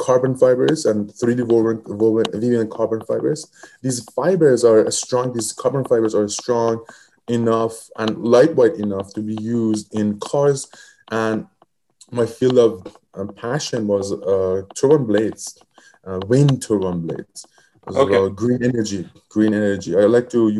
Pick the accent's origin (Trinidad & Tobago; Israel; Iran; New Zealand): Iran; moved away as an adult; now in United States; I come from Middle East. I come from Iran, and I came here to United States as a researcher.